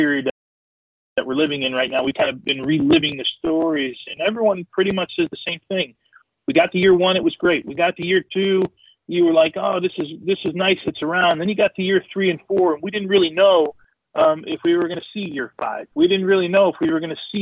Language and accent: English; Kearny, New Jersey, United States; also born or lived in Virginia; I grew up in Kearney, as most people know, and we call it Soccer Town USA